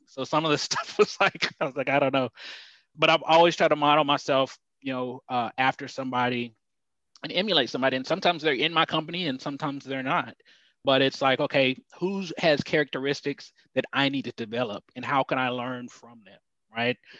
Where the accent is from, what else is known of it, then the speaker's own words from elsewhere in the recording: Dallas, Texas, United States; also born or lived in Houston, Texas / Allen, Texas; I grew up, I'm originally from Houston and moved to Dallas at a young age. Lived in downtown Dallas, and then my mom moved us to the suburbs